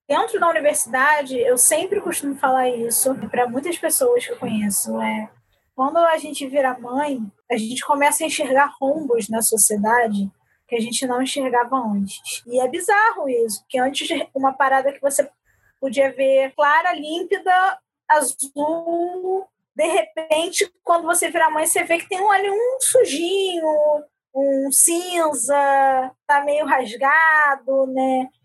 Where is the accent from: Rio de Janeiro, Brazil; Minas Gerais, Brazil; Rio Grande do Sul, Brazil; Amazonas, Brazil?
Rio de Janeiro, Brazil; eu sou do Rio de Janeiro